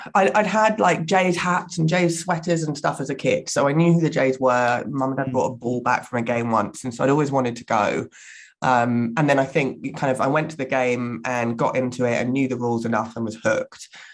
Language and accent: English; Surrey, South East England, United Kingdom; accent: English; moved away as an adult; also born or lived in Hammersmith, London; now in Toronto, Canada; I was born uh, in Hammersmith, actually, in West London, and grew up in Surrey.